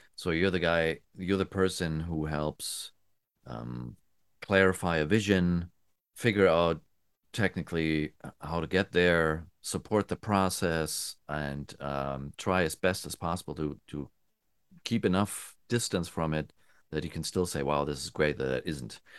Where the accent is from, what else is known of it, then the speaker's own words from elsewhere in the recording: Germany; moved away as an adult; also born or lived in United States; I'm from Germany, um, and I moved to the States in the nineties, and I went back